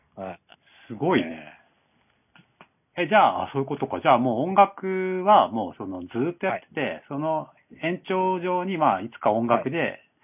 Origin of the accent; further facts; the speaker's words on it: Japan; also born or lived in Gamagori, Aichi; ちょっと日本から来て